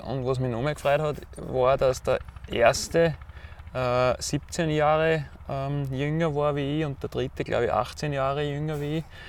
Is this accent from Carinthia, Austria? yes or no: no; Weißenbach, Styria, Austria; Kurfstein, wie wir da sagen, bei uns in Weißenbach bei Haus